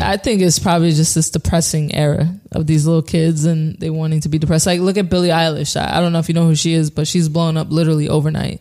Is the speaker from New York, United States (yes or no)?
yes; New Rochelle, New York, United States; I'm from New Rochelle